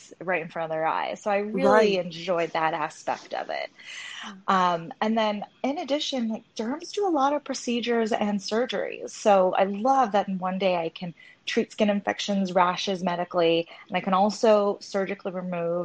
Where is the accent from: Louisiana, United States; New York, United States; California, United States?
California, United States; a suburb outside of LA; also born or lived in Hong Kong; I was born in Hong Kong, and my parents brought me here when I was one. So I grew up in a suburb outside